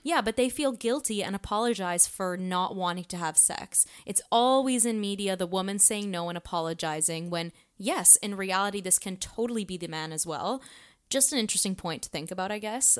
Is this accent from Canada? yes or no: yes; Canada; being a Canadian and a woman